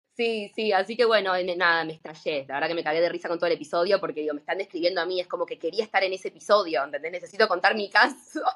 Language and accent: Spanish; Buenos Aires, Argentina; also born or lived in Costa Rica / Panama; soy de Buenos Aires, no, hace siete años cuando me recibí me fui a vivir a Centroamérica un tiempo